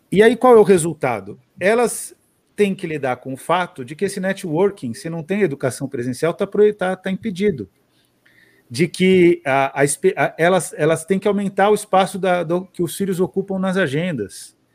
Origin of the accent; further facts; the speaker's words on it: São Paulo, Brazil; Eu falo porta também, sou paulistana.